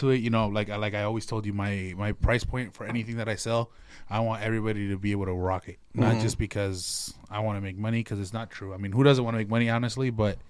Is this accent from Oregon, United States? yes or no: yes; Portland, Oregon, United States; I was born and raised here in Portland